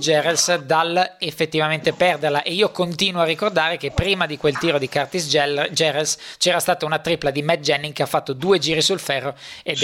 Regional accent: Milan, Lombardy, Italy; sono di Milano

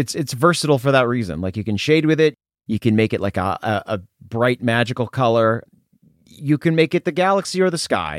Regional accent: Tennessee, United States; I'm from Tennessee originally, which is like a really, it's a humid state.

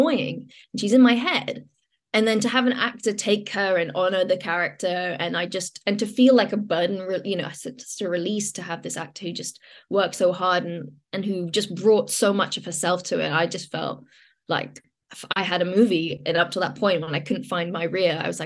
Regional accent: London, United Kingdom; the kind of London I grew up on, you know, grew up in, like Shepherd's Bush Market

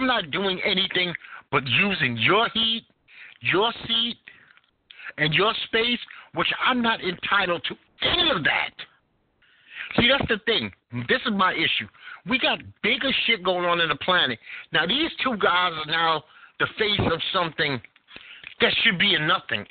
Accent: New York, United States; now in North Carolina, United States; I am a native New Yorker, and in being a New Yorker

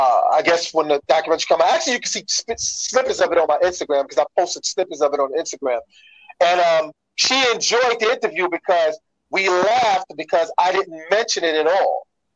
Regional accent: New York City, New York, United States; We would make shout outs to somebody in the Bronx, and I'm from Brooklyn, and they would hear it in the Bronx.

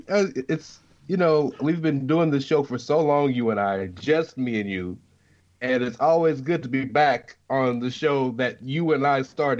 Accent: Scotland, United Kingdom; since I'm from Scotland, I clearly know where the Black Country is because I'm from Scotland, right?

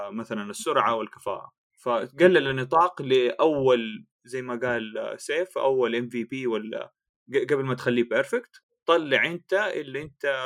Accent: Jeddah, Makkah Province, Saudi Arabia; moved away; انا من جده

